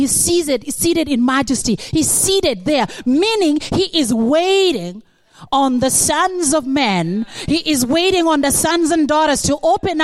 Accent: Uganda; moved away; I'm come from Uganda, but when I was 9 in Uganda, I was captured by the rebels

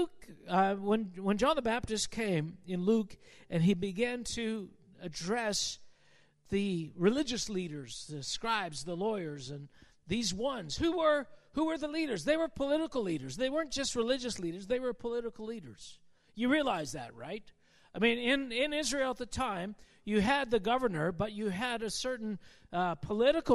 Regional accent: Canada; as a Canadian

